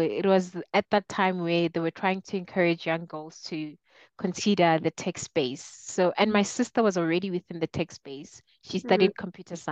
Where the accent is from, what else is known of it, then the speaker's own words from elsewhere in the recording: Mokopane, Limpopo, South Africa; moved away as an adult; also born or lived in Pretoria, South Africa; now in Johannesburg, South Africa; I'm from a small town called Mokopani in Limpopo. So I was born and raised there, started school there until I left for varsity.